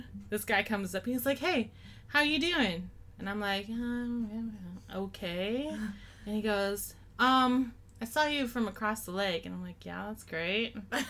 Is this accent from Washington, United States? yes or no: yes; Seattle, Washington, United States; I'm from Seattle.